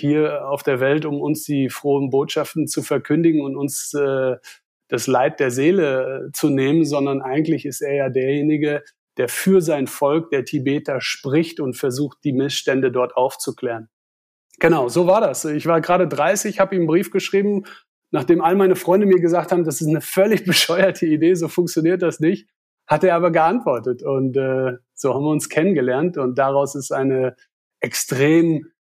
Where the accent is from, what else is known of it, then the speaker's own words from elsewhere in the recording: Wesel, North Rhine-Westphalia, Germany; ich komme aus Nordrhein-Westfalen, aus einer kleinen Stadt namens Wesel. Dort bin ich aufgewachsen